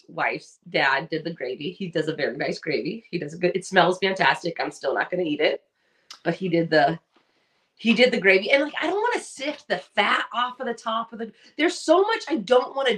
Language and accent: English; Southern California, United States; I'm a Rose Parade girl because I grew up in Southern California.